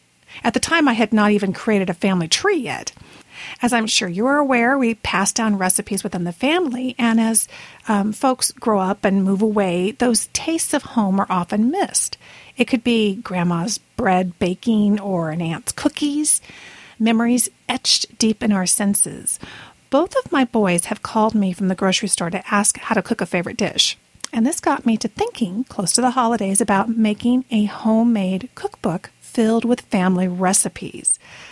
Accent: Brazil; moved away; it wasn't called a Toastite when I was growing up in Brazil, except that it was square

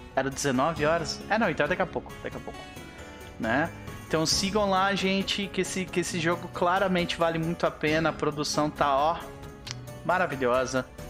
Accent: Brazil; como brasileiros que somos, nós não desistimos com facilidade

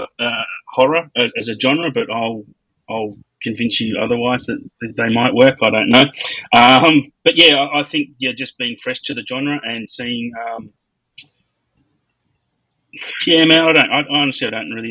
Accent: Australia; I'm Australian

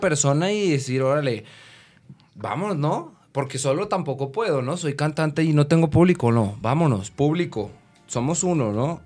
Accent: Colombia; moved away as an adult; now in Guadalajara, Mexico; yo como colombiano

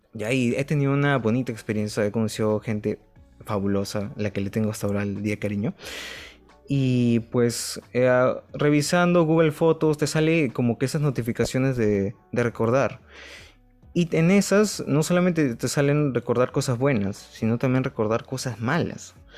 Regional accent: Lima, Peru; Somos de Lima, Perú

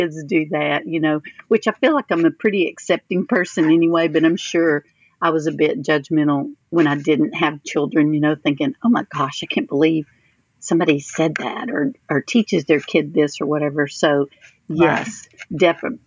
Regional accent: Cameron, Texas, United States; The town that I grew up here in Cameron is not, it's maybe 50 minutes from College Station.

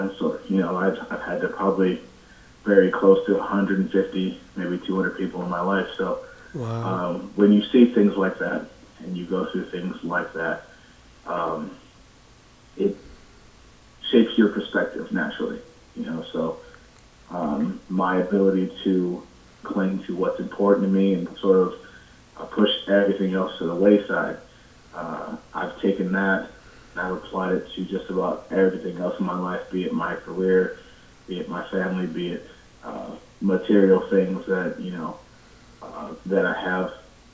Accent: Cleveland, Ohio, United States; I was born in Cleveland, raised on the east side

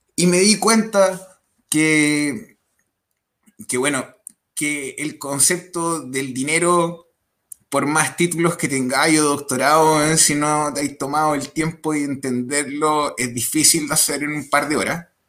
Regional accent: Chile; en mi país

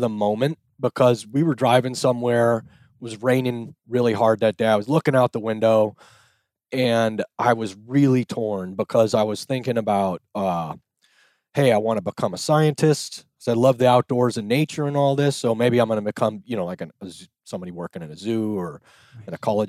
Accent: San Clemente, California, United States; San Clemente, California.

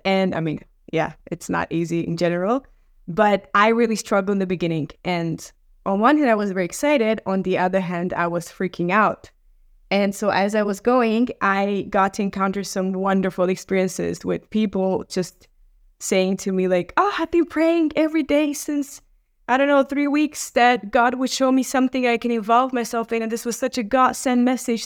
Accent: Romania; moved away; also born or lived in Norway; I come from Romania

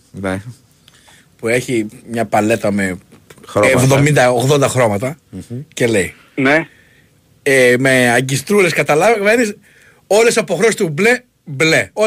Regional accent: Greece; Ναι, είμαι Έλληνας.

